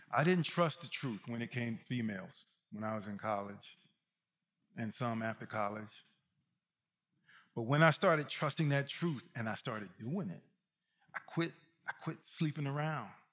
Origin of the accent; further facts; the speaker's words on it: Mississippi, United States; I'm from Mississippi